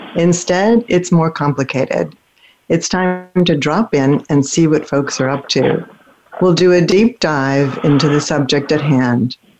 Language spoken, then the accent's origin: English; Pennsylvania, United States; also born or lived in Germany; one state away from where I grew up in Pennsylvania